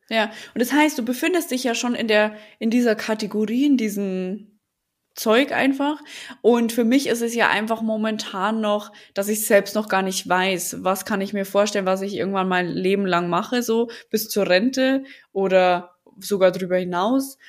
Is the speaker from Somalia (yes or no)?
no; Lower Bavaria, Germany; accent: Bavarian dialect; now in Berlin, Germany